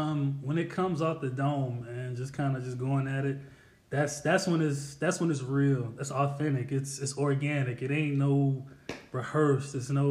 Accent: South Carolina, United States; I'm originally from South Carolina. That is a fact.

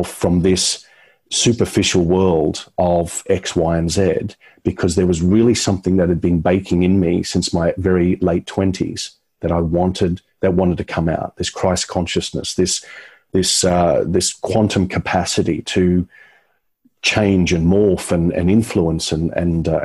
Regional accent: Brisbane, Queensland, Australia; my hometown. I thought, oh, look, it's just Brisbane.

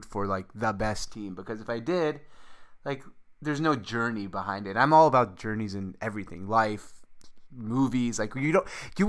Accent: Seattle, Washington, United States; moved away as an adult; also born or lived in Damascus, Syria; now in New York, United States; I grew up in Seattle

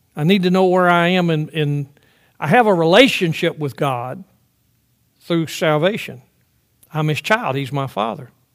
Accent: the South, United States; I grew up in the South.

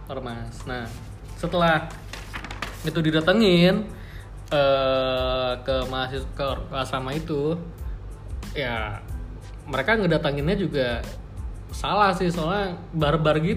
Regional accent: Papua, Indonesia; kenapa karena gue dari Papua lu ngatain gue monyet karena bentuk fisik gue begitu

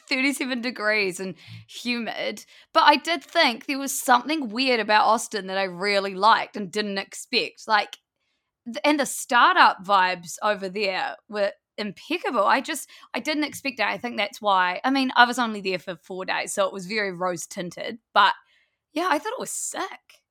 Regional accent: Blenheim, Marlborough, New Zealand; moved away as an adult; also born or lived in Wellington, New Zealand; We grew up in Blenheim, which is a small town in the South Island of New Zealand.

